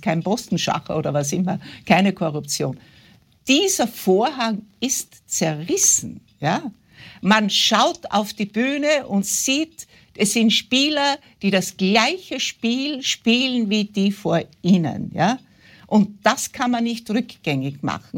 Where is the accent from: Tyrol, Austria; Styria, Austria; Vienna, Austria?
Styria, Austria; West; ich bin in der Weststeiermark aufgewachsen, wie Sie gesagt haben, auf einem Bauernhof.